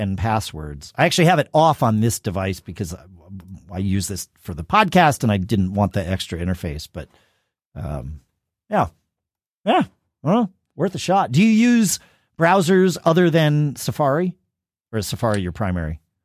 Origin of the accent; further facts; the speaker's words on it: United States; I'm an American